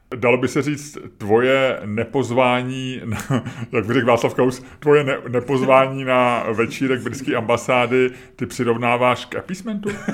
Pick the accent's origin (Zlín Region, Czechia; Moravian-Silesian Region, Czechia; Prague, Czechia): Prague, Czechia; my jsme bydleli tehdy s babičkou a s dědou v Holešovicích